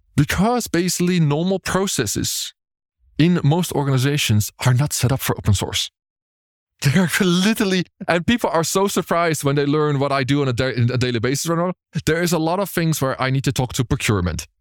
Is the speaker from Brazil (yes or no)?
no; Berlin, Germany; it's in my hometown